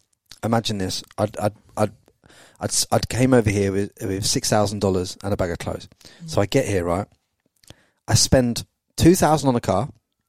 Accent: England, United Kingdom; moved away as an adult; now in Australia; Because we're English

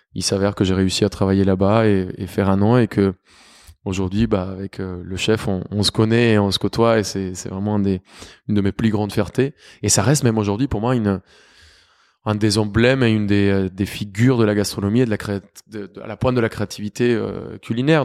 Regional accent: Bogotá, Colombia; moved away; also born or lived in Cali / Cúcuta; j'ai grandi à Bogota

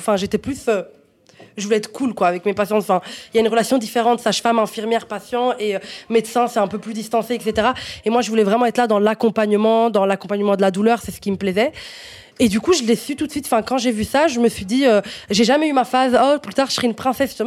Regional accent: Italy; French is a second language; moved away as an adult; also born or lived in Morocco (ancestry); now in Belgium; j'ai déménagé d'Italie, donc j'ai grandi en Italie, en fait, jusqu'à mes 18 ans

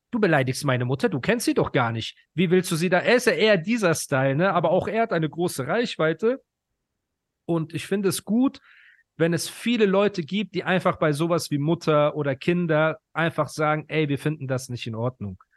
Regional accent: Ukraine; now in Germany; Also geboren bin ich in der Ukraine.

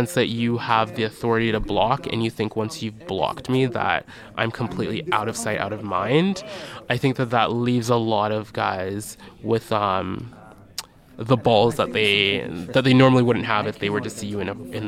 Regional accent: Canada; also born or lived in Barbados; So I would spend my summers in Barbados growing up. And as I got older, there was me being the Canadian visiting

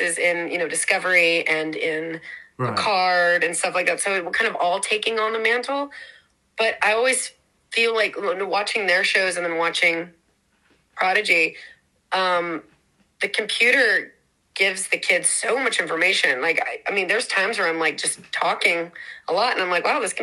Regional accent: Lafayette, Louisiana, United States; moved away; my hometown of Lafayette, Louisiana

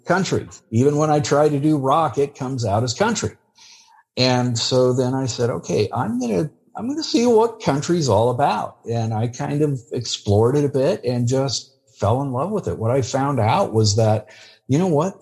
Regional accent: California, United States; a good old boy from California

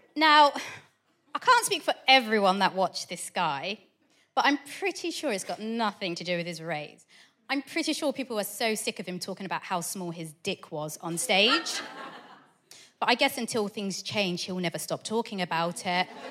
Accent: Portsmouth, South East England, United Kingdom; I grew up in Portsmouth

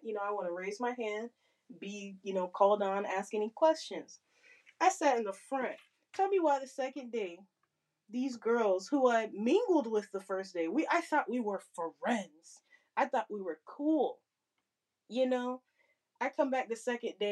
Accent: Florida, United States; I'm from Florida

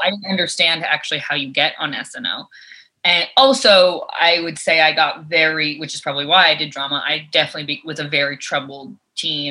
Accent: New York, United States; growing up in New York, like being on the subway, I was exposed to so many different types of characters

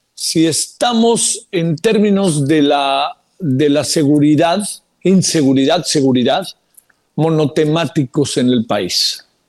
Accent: Mexico; somos mexicanas, mexicanos

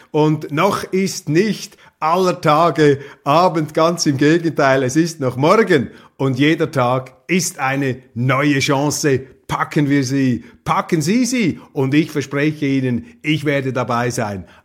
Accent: Switzerland; deshalb ist es unsere Aufgabe als Schweizer, ist es Ihre Aufgabe, hier das Rückgrat zu sein, das unseren Politikern derzeit fehlt.

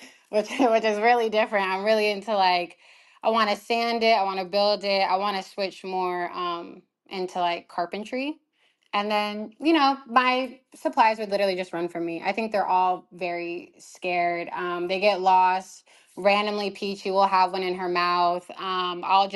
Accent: California, United States; I'm from California

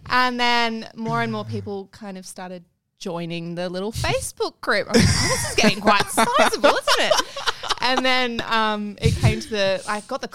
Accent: Taree, New South Wales, Australia; moved away as an adult; also born or lived in Wagga Wagga; now in Sydney, Australia; I come from a very upper class background. I'm from Taree.

